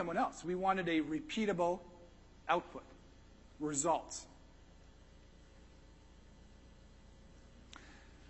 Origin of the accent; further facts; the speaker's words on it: Texas, United States; I'm from Texas